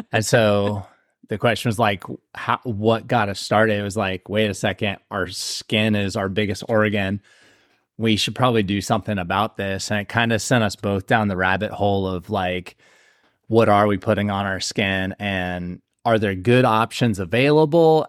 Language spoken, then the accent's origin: English; Ohio, United States; now in South Carolina, United States; we're from Ohio